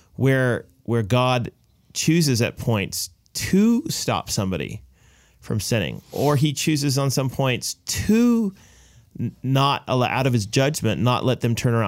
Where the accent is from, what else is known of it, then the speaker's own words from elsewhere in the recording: United States; now in Canada; I'm an American